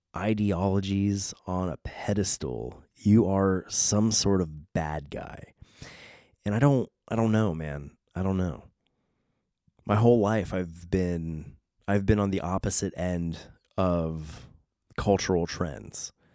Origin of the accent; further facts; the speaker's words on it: San Diego, California, United States; accent: Southern Californian; I was born and raised in San Diego, California, literally on a beach.